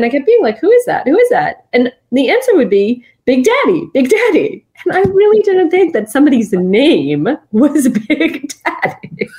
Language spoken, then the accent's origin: English; New Jersey, United States; just like my being the daughter of immigrants, just like my growing up in New Jersey